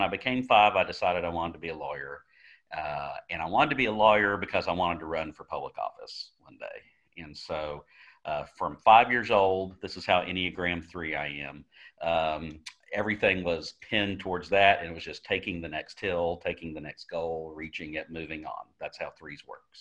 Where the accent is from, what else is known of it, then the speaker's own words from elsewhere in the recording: Apopka, Florida, United States; I grew up in Apopka, Florida, just outside of Orlando